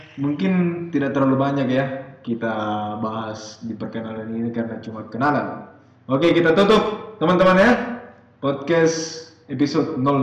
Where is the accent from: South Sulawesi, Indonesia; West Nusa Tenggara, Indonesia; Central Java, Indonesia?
South Sulawesi, Indonesia; Pangkep; saya lahir di Sulawesi Selatan yeah. dan ciri khas dari daerah saya itu ya nama daerah saya kan Pangkep